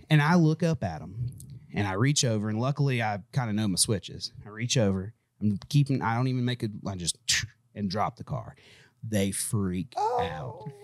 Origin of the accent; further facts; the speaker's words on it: United States; I'm American.